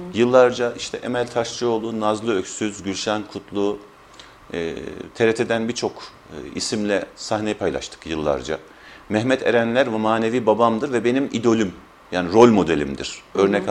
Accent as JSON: {"language": "Turkish", "town": "Şamlı", "region": "Balıkesir", "country": "Turkey", "tie": "born or raised there", "said": "14.03.1968 yılında Balıkesir'in Şamlı kasabasında dünyaya geldim."}